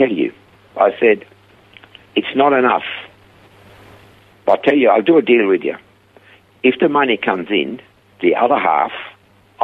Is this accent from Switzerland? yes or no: yes; Switzerland; accent: heavy Swiss; English is a second language; moved away as an adult; also born or lived in Perth / Coffs Harbour; now in Australia; I had a heavy Swiss accent. And I said, from Switzerland.